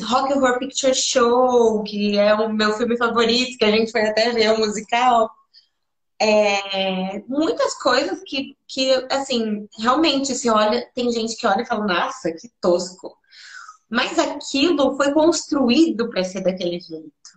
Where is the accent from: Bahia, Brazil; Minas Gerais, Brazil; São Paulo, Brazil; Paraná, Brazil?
São Paulo, Brazil; also born or lived in Atibaia; vim daqui mesmo, vim do Chora Menino, mas depois eu fui para Atibaia